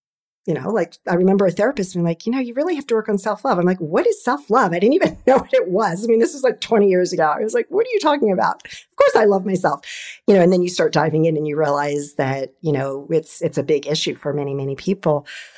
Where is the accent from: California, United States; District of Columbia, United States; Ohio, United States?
District of Columbia, United States; D.C. metro area; I'm an East Coast girl and I've been in the DC metro area my entire life.